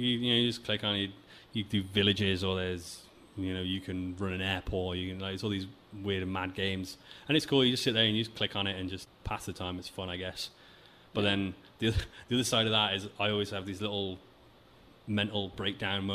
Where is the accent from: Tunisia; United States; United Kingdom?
United Kingdom; England; moved away as an adult; now in Vancouver, Canada; There's a lot of people I've met in my life in England